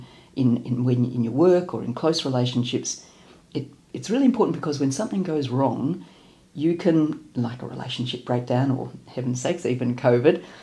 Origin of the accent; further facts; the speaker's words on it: Melbourne, Victoria, Australia; I'm from Melbourne